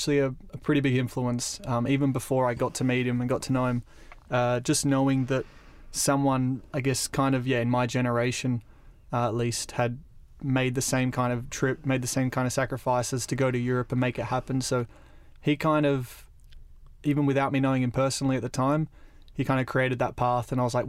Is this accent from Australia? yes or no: yes; Australia; Well, yeah, we grew up in Australia, and Riccardo is the more, I would say, Australian pronunciation.